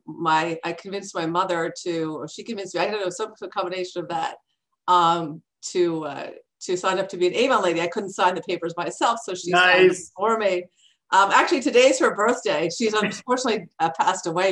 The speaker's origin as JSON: {"language": "English", "town": "Mississauga", "region": "Ontario", "country": "Canada", "tie": "born or raised there", "moved": "as an adult", "lives_now": "United States", "said": "Toronto, just outside of the Toronto area, and in Mississauga."}